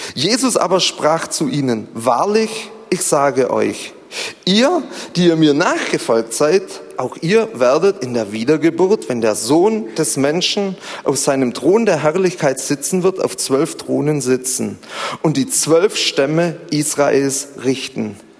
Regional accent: Zollernalbkreis, Baden-Württemberg, Germany; ich komme so aus dem Zollern-Albkreis

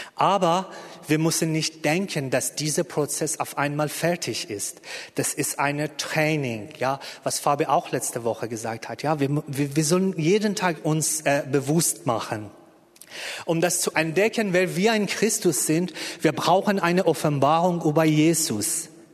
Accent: Iran; German is a second language; moved away as an adult; now in Berlin, Germany; Ich bin im Iran geboren und äh, bis Anfang 30 da gewesen

